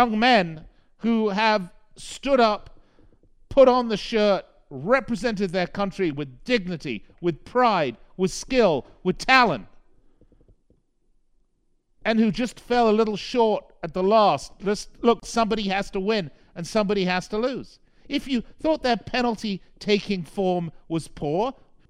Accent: London, United Kingdom; now in United States; I was born and raised in London

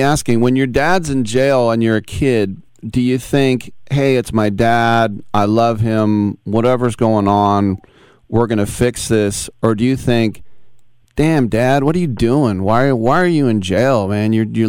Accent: Oakland, California, United States; I'm from Oakland. I didn't know what a snow day was.

